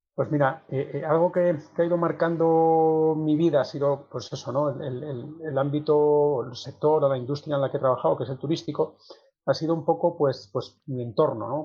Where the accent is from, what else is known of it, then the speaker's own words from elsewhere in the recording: Sotrondio, Asturias, Spain; moved away as an adult; ser mi tierra, de además el arraigo que los asturianos tenemos por nuestra tierra